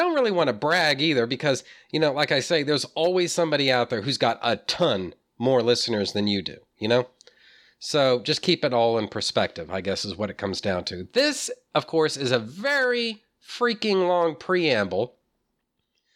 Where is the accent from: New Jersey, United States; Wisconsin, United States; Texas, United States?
Texas, United States; I'm from Texas, you know, born and bred